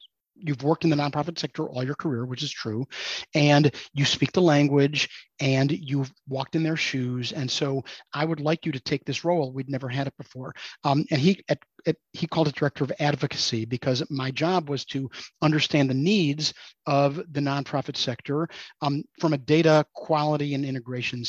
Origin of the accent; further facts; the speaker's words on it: Chicago, Illinois, United States; moved away as an adult; now in St. Louis, United States; I grew up in Chicago, but I moved to St. Louis to go to college, and I ended up just staying here.